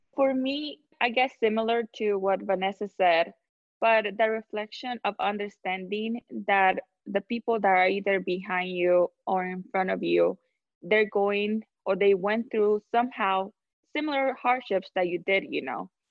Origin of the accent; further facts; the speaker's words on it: Honduras; first language Spanish; English is a second language; now in United States; I was born in Honduras, Central America, so I am 100% Latina